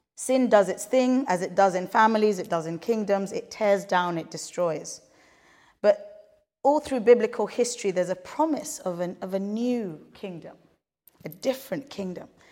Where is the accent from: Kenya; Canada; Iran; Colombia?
Kenya; we grew up in Kenya